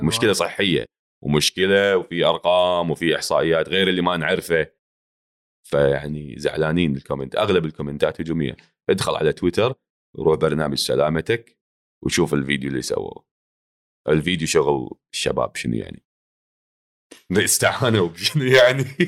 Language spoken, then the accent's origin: Arabic; Kuwait; accent: Kuwaiti; also born or lived in Jordan; انا اعرف نفسي فلسطيني فلسطيني مواليد هني عايش هني طول عمري هني